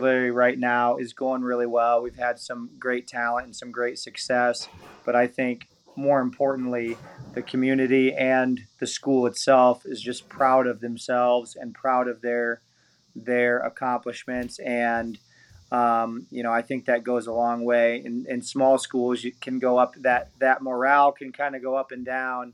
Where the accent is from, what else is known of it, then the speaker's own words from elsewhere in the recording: Atlantic, Iowa, United States; also born or lived in Hawarden, Iowa; I grew up in Southwest Iowa, Atlantic, Iowa